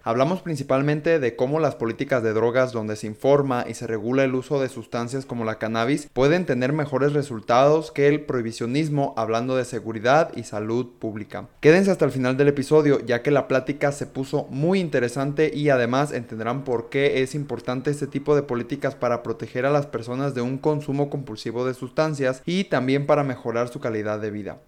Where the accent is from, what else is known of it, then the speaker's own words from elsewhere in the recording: Mexico; mi perspectiva como mexicano